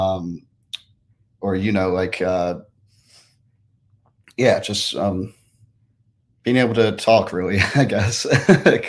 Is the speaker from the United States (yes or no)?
yes; Richmond, Virginia, United States; I am from Richmond, Virginia